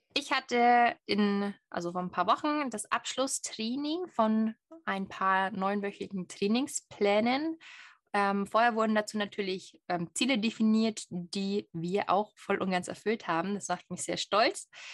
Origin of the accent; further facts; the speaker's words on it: Bavaria, Germany; ich als waschechte Bayerin